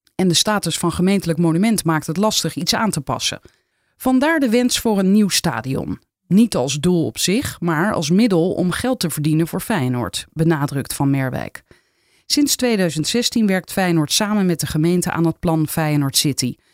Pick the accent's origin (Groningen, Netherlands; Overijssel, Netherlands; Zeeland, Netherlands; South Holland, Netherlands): South Holland, Netherlands; Rotterdam; ik kom uit Rotterdam